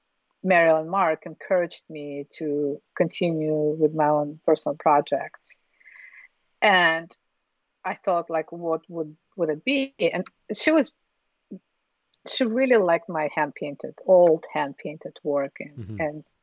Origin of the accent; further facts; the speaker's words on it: Urals, Russia; And, you know, I'm from Urals.